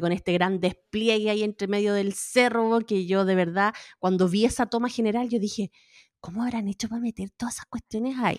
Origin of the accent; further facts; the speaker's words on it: Chile; moved away; Yo soy chilena con Mauricio, los dos somos chilenos